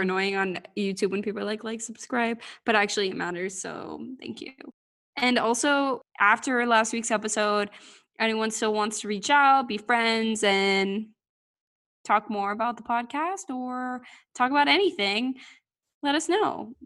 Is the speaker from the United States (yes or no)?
yes; United States; I'm American